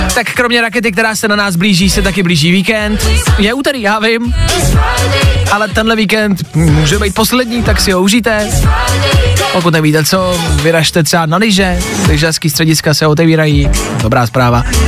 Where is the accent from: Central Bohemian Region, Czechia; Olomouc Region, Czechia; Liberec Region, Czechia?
Olomouc Region, Czechia; jsem z Olomouckého kraje